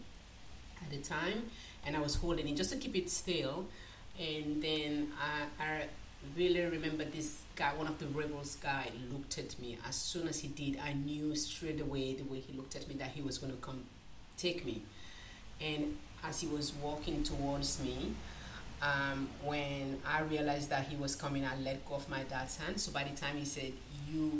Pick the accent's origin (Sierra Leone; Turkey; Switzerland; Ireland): Sierra Leone; Freetown, Western Area; moved away as an adult; now in Australia; I came to Australia in 2000. I was born originally from Sierra Leone. I was born in Sierra Leone, Freetown, the capital city, which is Freetown.